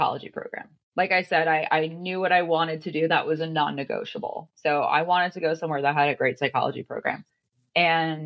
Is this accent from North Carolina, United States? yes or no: no; New Jersey, United States; moved away as an adult; also born or lived in Connecticut; I grew up in New Jersey